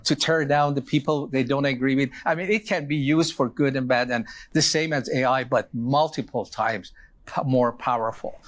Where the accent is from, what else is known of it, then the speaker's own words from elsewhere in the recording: Iran; moved away; I was born in Iran.